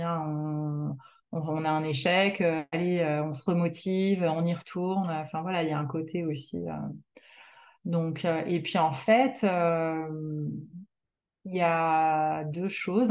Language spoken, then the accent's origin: French; France; moved away as an adult; also born or lived in Canada; même si je suis devenue canadienne, je suis quand même euh, française. Je suis née en France.